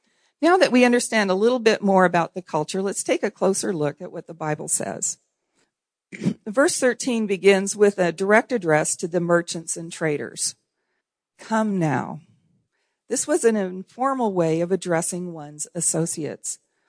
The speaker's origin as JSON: {"language": "English", "country": "Haiti", "tie": "born or raised there", "said": "I'm also a missionary kid. That's a strong identity issue for me. And I grew up in Haiti. My parents were pioneer missionaries there in Haiti."}